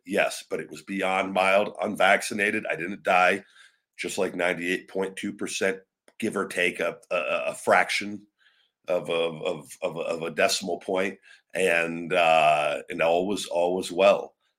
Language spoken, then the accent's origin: English; New York, United States; Envious as a New Yorker, seeing those kids celebrate made me tear up, not going to lie.